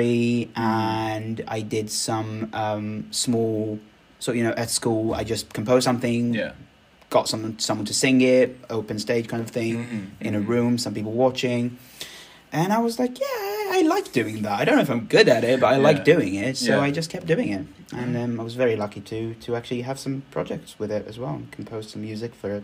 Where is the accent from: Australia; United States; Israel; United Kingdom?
Israel; moved away; I am originally from Israel